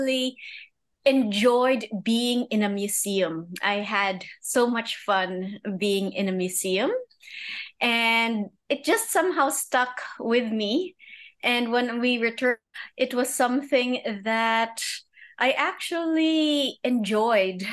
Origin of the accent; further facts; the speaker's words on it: Manila, Metro Manila, Philippines; also born or lived in Cambridge, Massachusetts; I grew up in Manila, but I do have a year overseas.